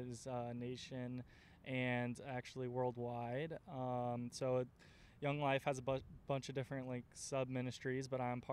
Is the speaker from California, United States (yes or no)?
no; Oviedo, Florida, United States; I am born and raised in Oviedo, outside of Orlando